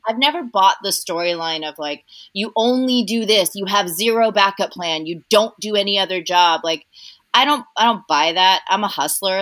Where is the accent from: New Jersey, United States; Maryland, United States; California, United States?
California, United States; Cypress; also born or lived in Costa Rica; I grew up in Cypress, which is like a tiny little town right sort of on the border of Orange County and um, LA County